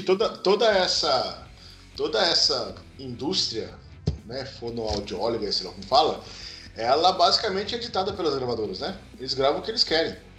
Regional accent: Penápolis, São Paulo, Brazil; lá na minha cidade, no interior de São Paulo, Penápolis

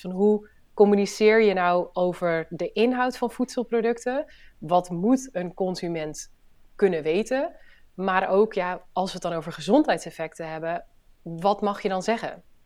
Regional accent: Friesland, Netherlands; now in Tegelen, Netherlands; ik ben Fries. Eh, en ben een oprechte Fries, dus ik eh, praat ook nog veel Fries met, eh, met familie en vrienden.

